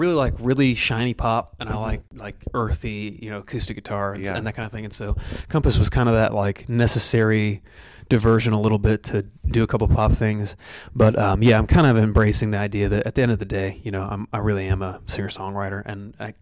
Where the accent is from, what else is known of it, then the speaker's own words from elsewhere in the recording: Canfield, Ohio, United States; also born or lived in Youngstown, Ohio; my hometown of Canfield, Ohio, which is, I'm from Youngstown, kind of near Cleveland, but Canfield's like the suburb that I grew up